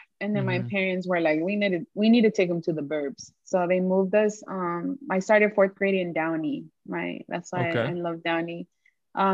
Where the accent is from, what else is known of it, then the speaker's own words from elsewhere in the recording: El Salvador; also born or lived in San Francisco, United States; I was born in San Francisco. Yeah, my parents lived out there for a couple months. The church my dad was a part of from El Salvador sent him to Frisco to start a church there.